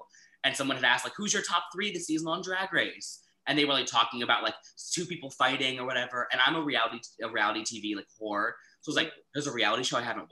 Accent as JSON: {"language": "English", "town": "Summit", "region": "New Jersey", "country": "United States", "tie": "born or raised there", "moved": "yes", "lives_now": "Washington, D.C., United States", "said": "I'm originally from New Jersey, a lovely town called Summit, about like 30 minutes outside Manhattan"}